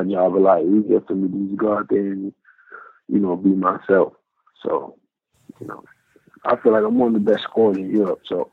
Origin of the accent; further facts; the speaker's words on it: New York, United States; moved away; I'm from New York